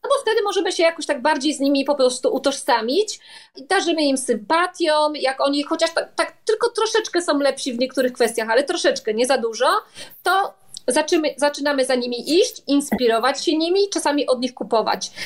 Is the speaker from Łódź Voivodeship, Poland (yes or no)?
no; Silesian Voivodeship, Poland; accent: Silesian dialect; jestem ze Śląska, w związku z czym ten dialekt śląski czasami mi się tam włącza